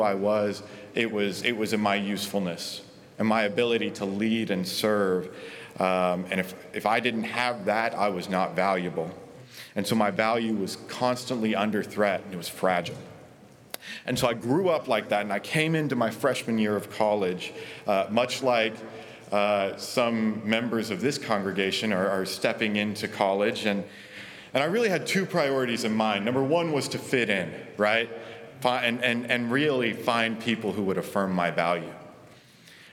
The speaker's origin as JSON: {"language": "English", "region": "Oklahoma", "country": "United States", "tie": "born or raised there", "said": "I was born and raised in Oklahoma, graduated from Oklahoma State just 3 months ago"}